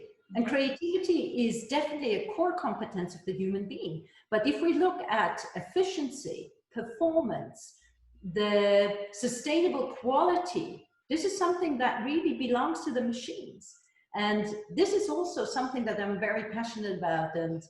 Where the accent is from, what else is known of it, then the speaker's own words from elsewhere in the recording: Switzerland; first language he; English is a second language; my Hebrew is my mother tongue. {S0} Yeah. {S1} And in Switzerland, we are obliged to learn more languages because we have our own ones